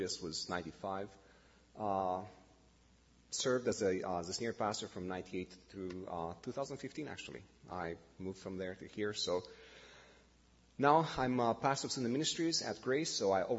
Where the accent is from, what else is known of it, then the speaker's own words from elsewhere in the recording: Bucharest, Romania; English is a second language; moved away as an adult; now in Canada; born and raised in Romania, like I said. Bucharest was for 45 years my hometown